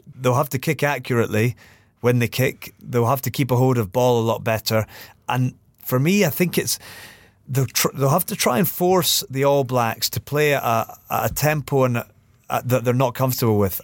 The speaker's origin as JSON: {"language": "English", "region": "Scotland", "country": "United Kingdom", "said": "as a Scotsman"}